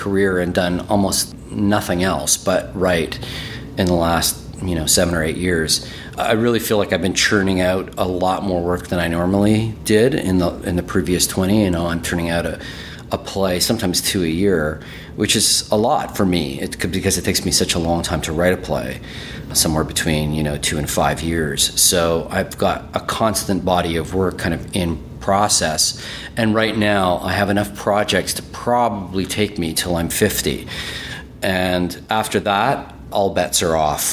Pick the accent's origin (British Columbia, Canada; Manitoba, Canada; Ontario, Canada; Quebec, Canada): Manitoba, Canada; Winnipeg; first language German; English is a second language; moved away as an adult; also born or lived in Toronto / Edmonton; I'm from Winnipeg, but when I moved to Toronto, and I was living in Toronto for a while